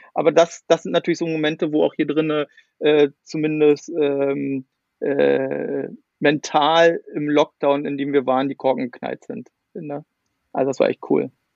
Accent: Brandenburg, Germany; also born or lived in Sweden; ich komme ja hier auch aus, aus, äh, aus Ostdeutschland, aus der Nähe von Berlin

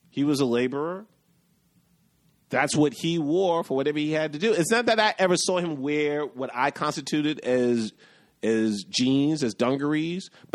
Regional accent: New York City, New York, United States; growing up in the West Village

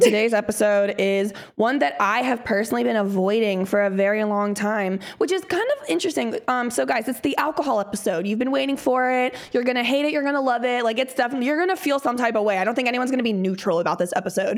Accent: Midwest, United States; I grew up in the Midwest

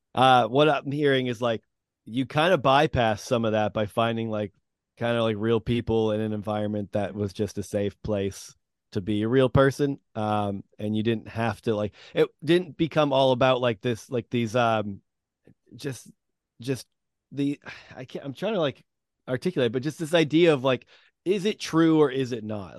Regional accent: New England, United States; also born or lived in Massachusetts; I've grown up in New England

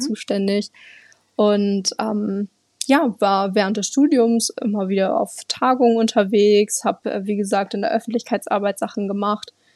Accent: Lower Saxony, Germany; first language German; moved away as an adult; also born or lived in Bielefeld, Germany; now in Argentina; Ich komme ursprünglich aus der Nähe von Bremen.

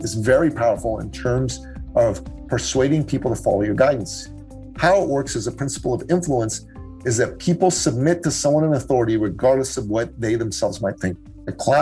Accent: Tehran, Tehran Province, Iran; now in Canada; I was born in Tehran, Iran, and I grew up with an international, global, and cosmopolitan outlook. And in that type of environment, I went to an American school in Iran

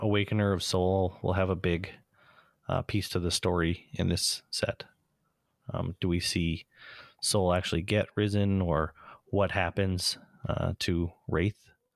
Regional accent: Canada; being Canadian

